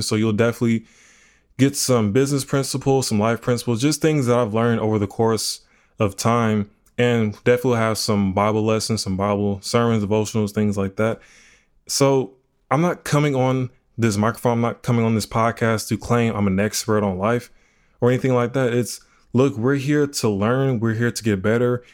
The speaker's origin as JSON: {"language": "English", "town": "Houston", "region": "Texas", "country": "United States", "said": "I'm from Houston, Texas."}